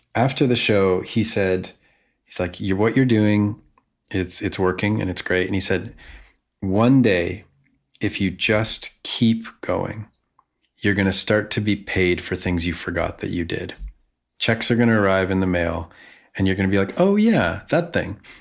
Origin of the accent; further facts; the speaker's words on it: Vancouver, British Columbia, Canada; playing to 100 people in my hometown